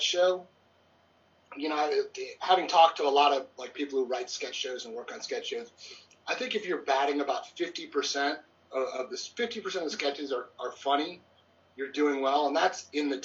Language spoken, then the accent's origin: English; outside Detroit, Michigan, United States; moved away as an adult; also born or lived in Atlanta; I grew up in outside Detroit